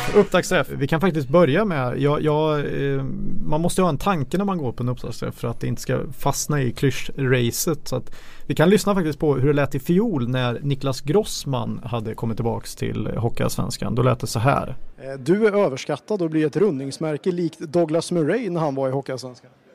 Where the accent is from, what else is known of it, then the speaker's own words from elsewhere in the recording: Karlskoga, Örebro County, Sweden; jag är född i Karlskoga också